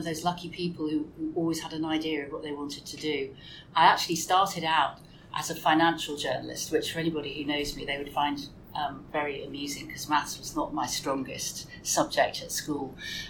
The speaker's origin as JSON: {"language": "English", "region": "London", "country": "United Kingdom", "tie": "born there", "also_born_or_lived": "Hampshire / Kent / Denmark", "said": "I was born in London and we lived in Hampshire, we lived in Kent."}